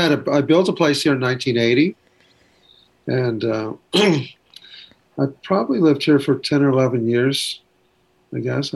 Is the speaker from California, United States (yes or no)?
yes; Ventura, California, United States; also born or lived in Waco, Texas; I grew up in, I was born in Texas, Waco, or Waco as I've called it for years. But, from 2 years of age on, I was in Ventura, California, which is on the coast.